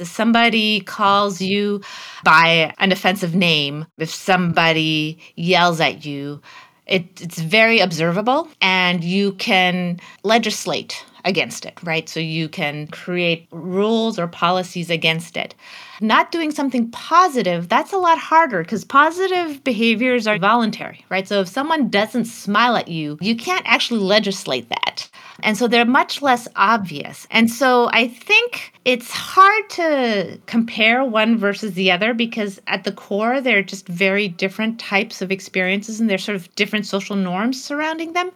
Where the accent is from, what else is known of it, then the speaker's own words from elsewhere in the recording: Canada; moved away as an adult; now in United States; I grew up in Canada. And when I first arrived in the United States for college